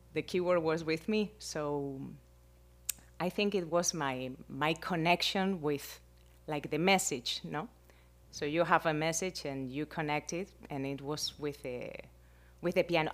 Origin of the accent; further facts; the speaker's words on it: Spain; English is a second language; moved away as an adult; now in Miami, United States; I am from Spain and I am right now, like, six years here